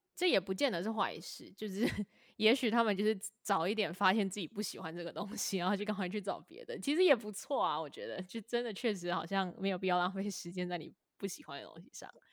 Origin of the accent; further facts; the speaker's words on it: Taipei, Taiwan; 我身为一个台北人，就又有一点是因为我可能从小在台北生活，长大